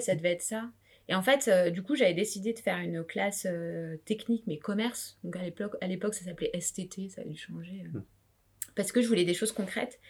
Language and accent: French; France; also born or lived in La Réunion (family origin); j'ai grandi euh, dans un milieu euh, vraiment modeste. On était en banlieue